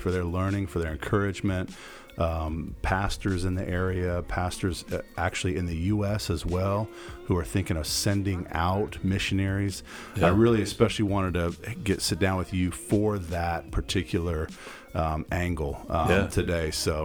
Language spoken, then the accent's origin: English; Goshen, Indiana, United States; now in Kandern, Germany; I could say I'm from Indiana as well. Born in the great state of Indiana in Goshen, Indiana